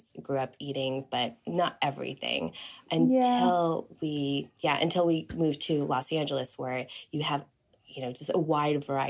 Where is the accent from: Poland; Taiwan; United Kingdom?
Taiwan; now in United States; I was born in Taiwan. I'm a Taiwanese American